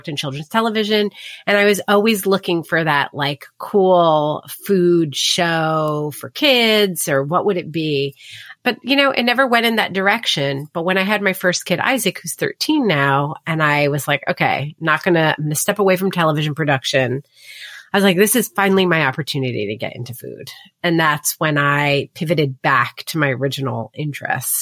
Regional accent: New Jersey, United States; I grew up in New Jersey

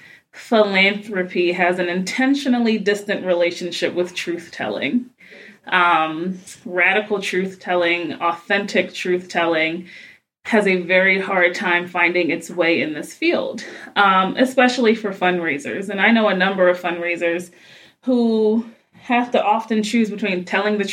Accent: Baltimore, Maryland, United States; moved away as an adult; also born or lived in Chicago, Illinois / Cleveland, Ohio; I hail originally from Baltimore, Maryland, where all my family is

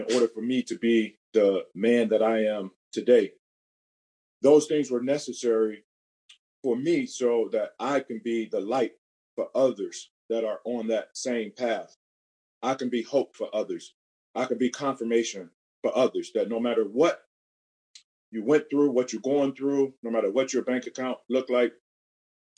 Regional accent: Cleveland, Ohio, United States; Born and raised in Cleveland, Ohio

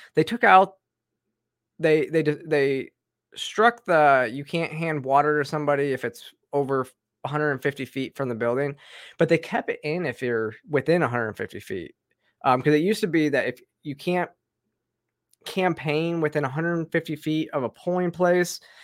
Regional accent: Georgia, United States; my home state in Georgia

